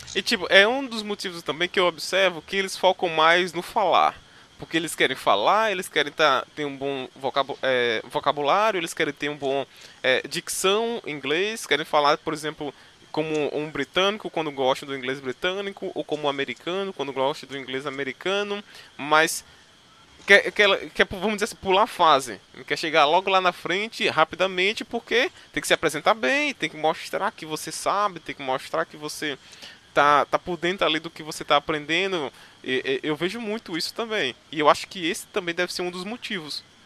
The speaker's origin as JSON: {"language": "Portuguese", "region": "Northeast Region", "country": "Brazil", "accent": "Nordeste", "said": "eu não digo que sou brasileiro, sou do Nordeste"}